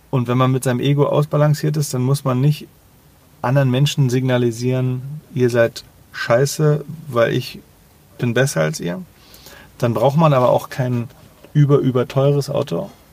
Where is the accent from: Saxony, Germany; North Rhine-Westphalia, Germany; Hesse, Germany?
Saxony, Germany; Leipzig; als Leipziger